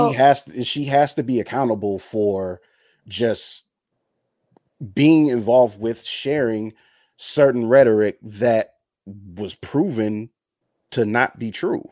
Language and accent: English; United States; I'm American. I was born here